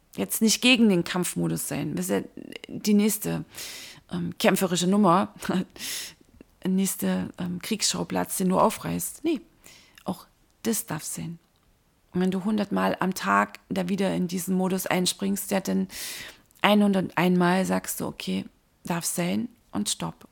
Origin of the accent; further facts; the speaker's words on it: Dresden, Saxony, Germany; In meiner Heimatstadt